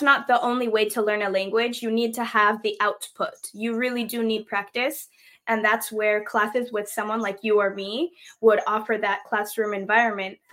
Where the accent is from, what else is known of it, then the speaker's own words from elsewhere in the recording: Seattle, Washington, United States; first language English; I am from Seattle, Washington, born and raised in Seattle. And yes, English is my first language